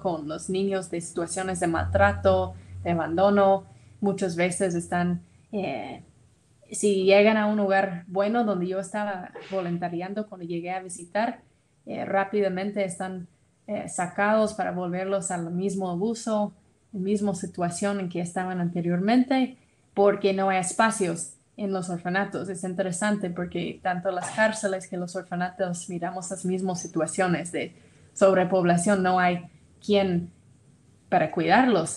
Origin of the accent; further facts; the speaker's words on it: Tennessee, United States; Spanish is a second language; moved away as an adult; now in Guatemala; yo soy de Tennessee, de los Estados Unidos